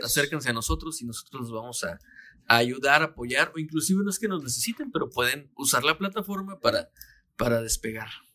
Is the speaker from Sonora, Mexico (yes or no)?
no; Mexicali, Baja California, Mexico; cuando yo vivía eh, con mis abuelos, cuando estaba chiquito, llegaba yo a la una de la tarde más o menos a la casa de la primaria y empezaba Dragon Ball. Aquí en Mexicali era la una de la tarde